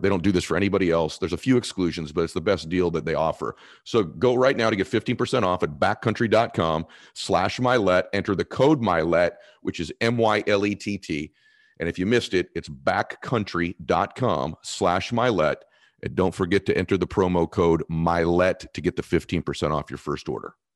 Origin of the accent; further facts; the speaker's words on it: Boston, Massachusetts, United States; moved away; I am from Boston originally